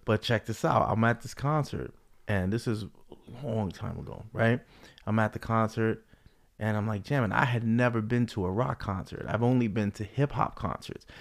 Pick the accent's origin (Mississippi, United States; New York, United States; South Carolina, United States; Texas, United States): New York, United States; New York City; growing up in the Bronx